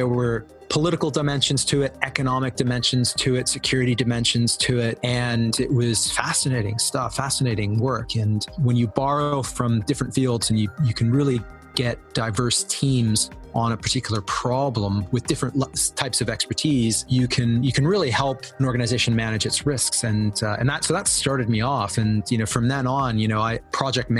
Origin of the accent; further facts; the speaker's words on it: Canada; moved away as an adult; also born or lived in Argentina / Southeast Asia / Europe; now in United Kingdom; I was born in Argentina, and I grew up in Canada for the vast majority of my formative years